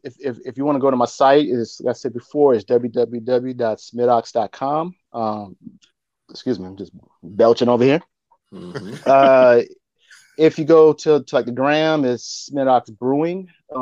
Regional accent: Deep South, United States; I'm born and raised on the South. I mean, the deep South.

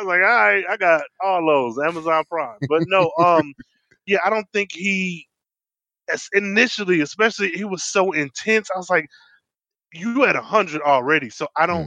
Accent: Midwest, United States; I'm from the Midwest

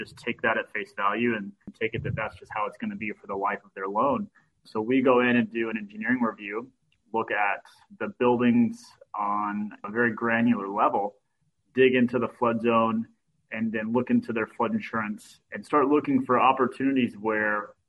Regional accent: Kentucky, United States; now in Florida, United States; I grew up in Kentucky and knew nothing about flood zones, but I was in the tennis industry and that's what brought me to Florida

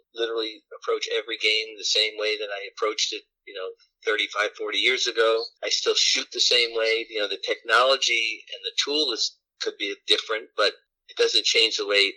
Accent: New York City, New York, United States; my entire life growing up in Brooklyn

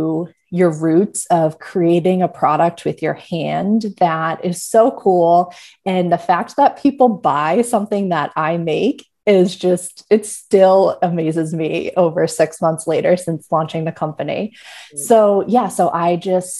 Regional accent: Melrose, Massachusetts, United States; moved away as an adult; now in Maine, United States; I grew up right outside of Boston in Melrose.

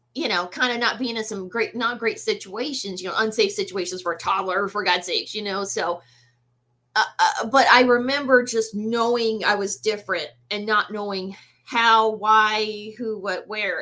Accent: the South, United States; I was born and raised in the South

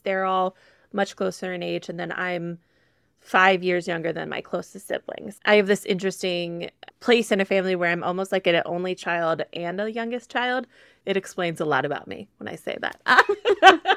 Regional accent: Midwest, United States; I'm a girl from the Midwest

